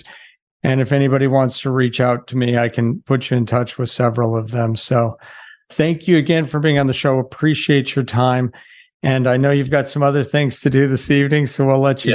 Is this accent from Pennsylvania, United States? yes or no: no; Colorado, United States; also born or lived in Wyoming; now in Green Bay, United States; before I moved to Green Bay, I grew up in Colorado and lived in Wyoming for a while